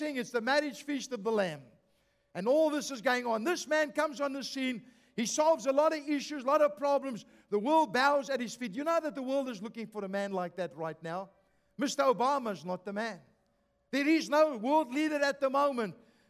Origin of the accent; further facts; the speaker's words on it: South Africa; moved away; I come from South Africa